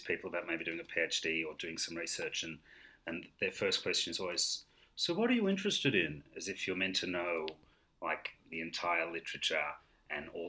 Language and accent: English; Melbourne, Victoria, Australia; now in London, United Kingdom; I am originally from Melbourne, but I'm currently living in London